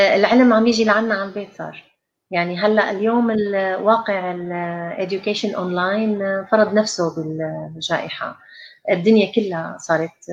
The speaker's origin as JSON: {"language": "Arabic", "country": "Syria", "also_born_or_lived": "England", "moved": "as an adult", "said": "كلياتنا طلعنا من من سوريا"}